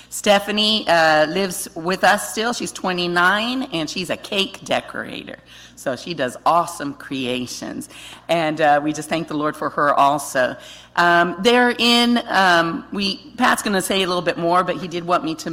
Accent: Guatemala; I was born and raised in Guatemala in Central America. My parents were missionaries.

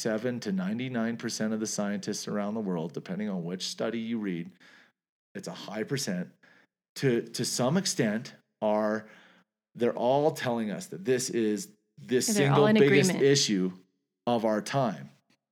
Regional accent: Canada; I'm Canadian.

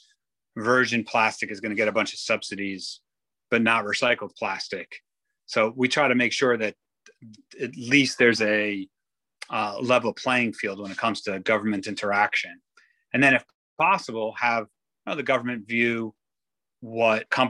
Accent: Israel; I grew up in Israel

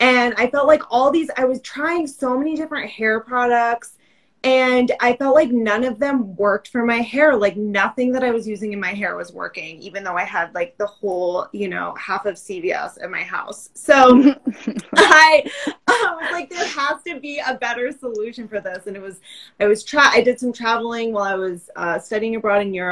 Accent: Massachusetts, United States; I grew up in Massachusetts, fellow East Coaster

